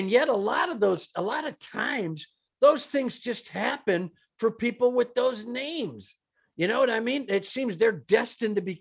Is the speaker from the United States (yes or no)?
yes; Los Angeles, California, United States; they're my hometown